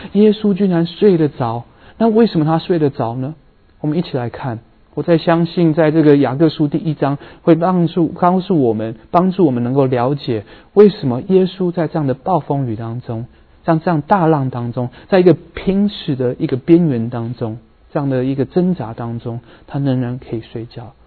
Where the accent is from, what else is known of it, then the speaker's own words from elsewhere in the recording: Vancouver, British Columbia, Canada; now in San Francisco Bay Area, United States; 我在温哥华长大的人